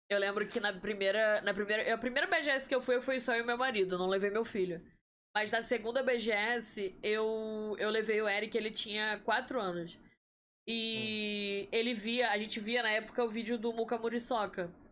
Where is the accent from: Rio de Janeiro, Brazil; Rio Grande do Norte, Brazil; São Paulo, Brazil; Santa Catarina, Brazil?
Rio de Janeiro, Brazil; moved away as an adult; now in Campinas, Brazil; Eu sou do Rio de Janeiro.